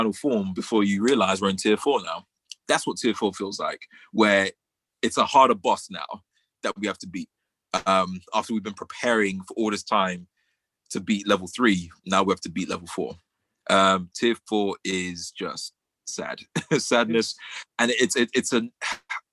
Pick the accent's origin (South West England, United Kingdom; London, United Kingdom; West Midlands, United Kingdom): London, United Kingdom; we are from London. We're from London, England, Britain, the UK, in the middle of Southeast London